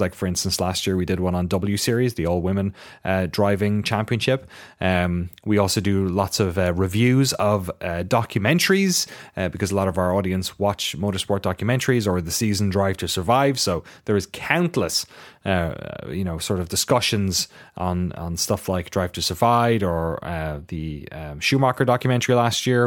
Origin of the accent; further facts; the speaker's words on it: Ireland; moved away; my local shop in my hometown